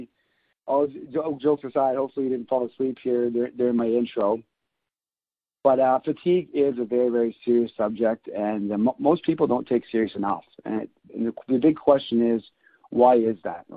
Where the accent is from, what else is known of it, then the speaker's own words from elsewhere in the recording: near Montreal, Quebec, Canada; I'm born and raised in Canada. Close to the Montreal